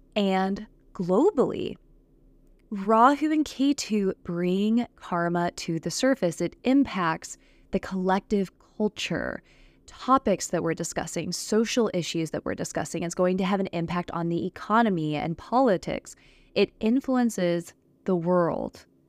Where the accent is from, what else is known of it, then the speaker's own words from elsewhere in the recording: Texas, United States; I'm from Texas. I've lived in Texas for several years